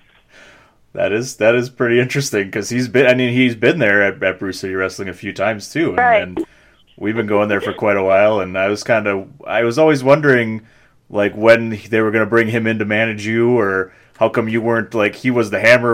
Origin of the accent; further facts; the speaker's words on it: Milwaukee, Wisconsin, United States; I'm born and raised and still live in Milwaukee